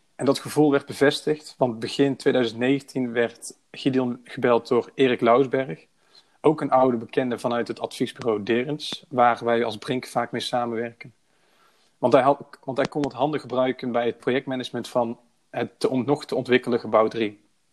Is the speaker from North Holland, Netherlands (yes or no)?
no; Breda, North Brabant, Netherlands; Ik ben 26 jaar oud en ik kom uit Breda.